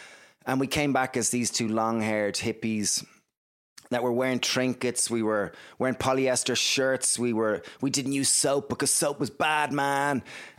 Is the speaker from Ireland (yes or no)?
yes; Greystones, Leinster, Ireland; So I guess we grew up in Greystones in Ireland. It's a small little town, about 20,000 people.